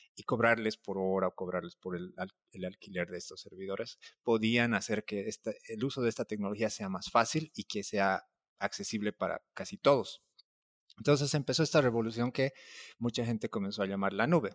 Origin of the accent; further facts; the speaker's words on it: La Paz, Bolivia; now in Mexico; soy boliviano, soy de La Paz